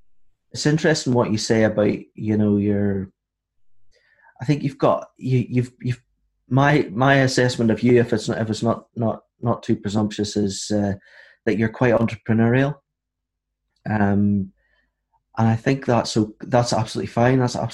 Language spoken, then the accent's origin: English; Northern Ireland, United Kingdom; also born or lived in Aberdeen, Scotland; I'm from Northern Ireland